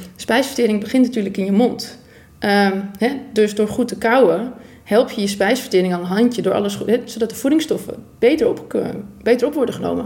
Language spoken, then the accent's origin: Dutch; Purmerend, North Holland, Netherlands; ik kom uit Purmerend